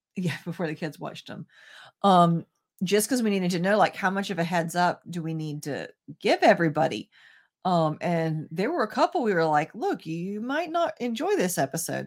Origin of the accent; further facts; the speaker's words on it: American South, United States; being American and Southern